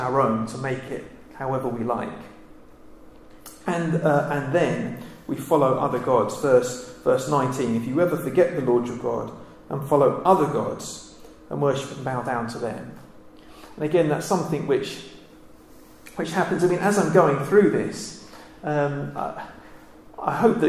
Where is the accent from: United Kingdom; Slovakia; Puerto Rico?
United Kingdom